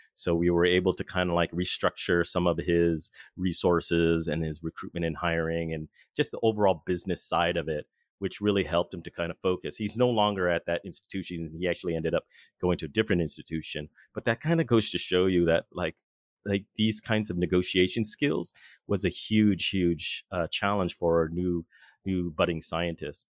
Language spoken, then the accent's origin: English; Southern California, United States; now in Boston, United States; I'm originally from Southern California, but right now I currently reside in Boston